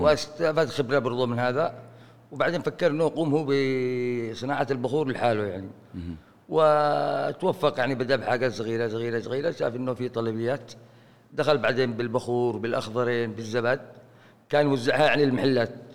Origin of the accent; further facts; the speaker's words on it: Aden, Yemen; هنا عندنا في عدن